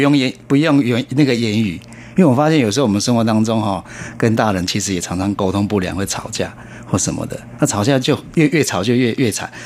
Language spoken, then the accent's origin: Chinese; Taiwan; 我们台湾人